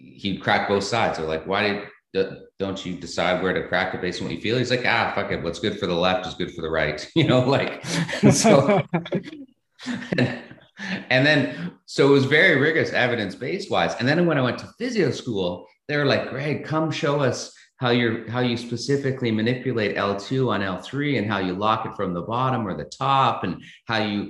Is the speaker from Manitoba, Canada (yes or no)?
no; Thunder Bay, Ontario, Canada; I grew up in Thunder Bay